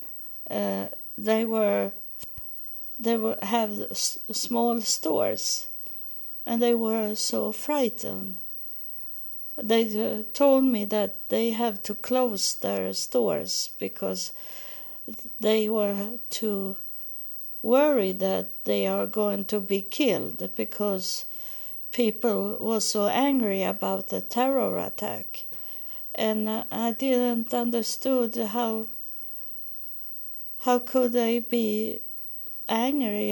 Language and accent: English; Sweden; English is a second language; moved away as an adult; now in United States; I'm from Sweden